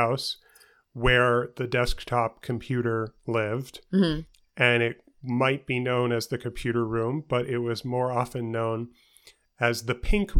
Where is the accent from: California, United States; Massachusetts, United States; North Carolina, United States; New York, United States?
New York, United States; New York City; where I grew up in New York City with mm-hmm. my parents in Queens.